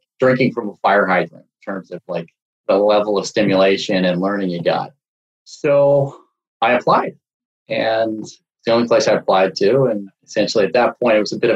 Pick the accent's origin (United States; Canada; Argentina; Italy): Canada; Montreal, Quebec; headed back home to Montreal, my hometown